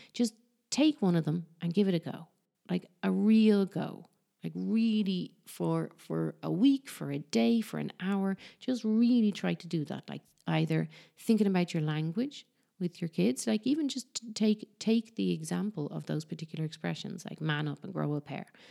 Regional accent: Ireland; now in Barcelona, Spain; I'm from Ireland, but I live in Barcelona

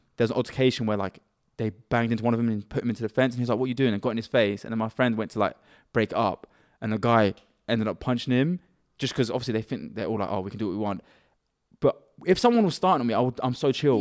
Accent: Cambridge, East of England, United Kingdom; we're from Cambridge, so we may look like we're a bit softer 'cause we don't speak with, like, hood accents or London accent or anything.

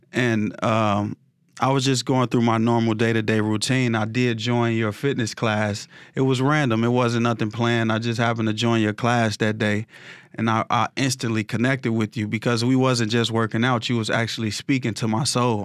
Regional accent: Chicago, Illinois, United States; I grew up, uh, in the war zone area in South Side of Chicago

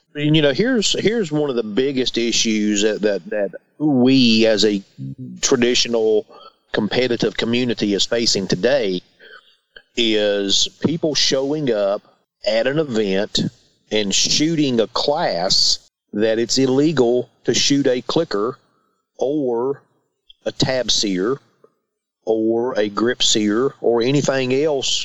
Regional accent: Christiansburg, Virginia, United States; I am from Southwest Virginia, a little town called Christiansburg

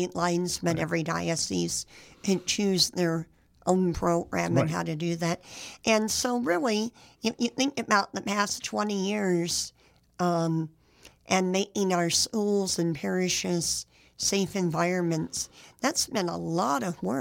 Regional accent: San Jose, California, United States; I didn't grow up in a small town. I grew up in San Jose

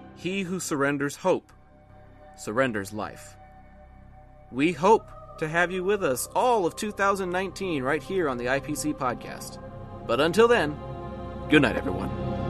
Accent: Texas, United States; I'm from Texas

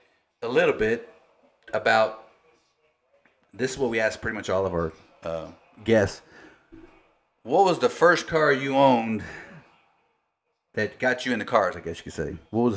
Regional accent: Taylor, Texas, United States; I'm from Taylor. We know a lot of the same folks, right? We grew up around the same community

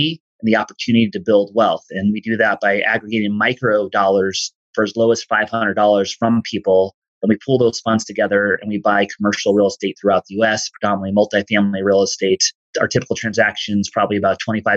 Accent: East Coast, United States; where I grew up in the East Coast, working class family

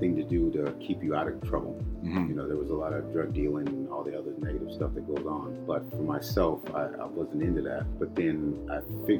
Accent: Fairfield, California, United States; now in Canada; I'm an Air Force kid. So my dad was an airplane mechanic. So I was born at the base, and then we kind of went from there, from the base, and then we got to the general area, which was Fairfield, California.

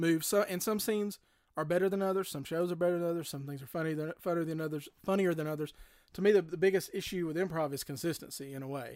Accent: Cullman, Alabama, United States; moved away; I'm a native of Coleman, Alabama, which is south of here

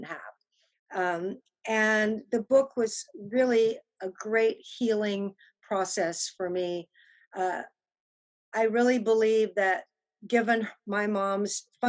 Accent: Austin, Texas, United States; born or raised there; also born or lived in England / London

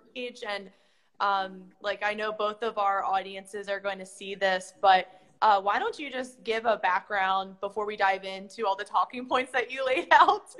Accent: Maryland, United States; now in South Florida, United States; I'm used to that type of weather since I'm from Maryland

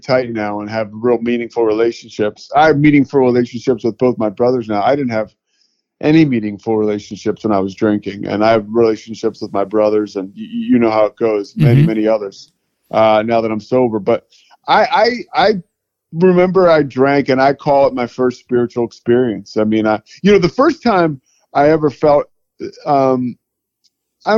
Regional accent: outside of Philadelphia, Pennsylvania, United States; moved away as an adult; also born or lived in Colorado / Charlotte; now in Waco, United States; I grew up outside of Philadelphia

